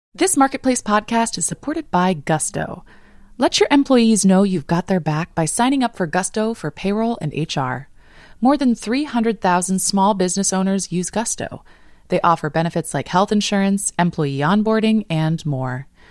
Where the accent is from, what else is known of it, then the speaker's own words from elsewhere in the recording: Los Angeles, California, United States; now in Longmeadow, Massachusetts, United States; I grew up in Los Angeles, going to the beach